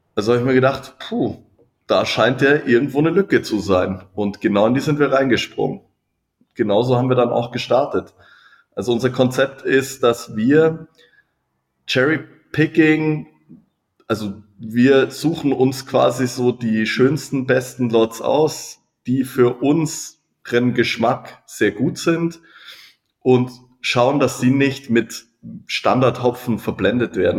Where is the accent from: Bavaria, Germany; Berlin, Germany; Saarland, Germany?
Bavaria, Germany; Freising; ich bin ja, wie gesagt, in Freising aufgewachsen, habe hier gearbeitet, ähm, bin hier zur Schule gegangen, hier studiert